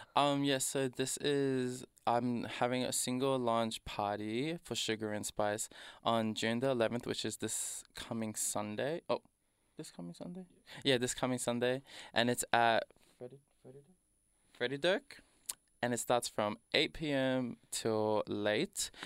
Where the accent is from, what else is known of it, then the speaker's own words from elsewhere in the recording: Doveton, Victoria, Australia; I was raised in Dovetone and tha, if you didn't know, that's next to Danny Nong